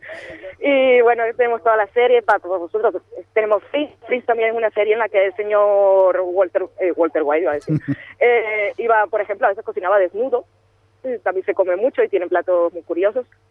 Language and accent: Spanish; Colombia; yo soy de Colombia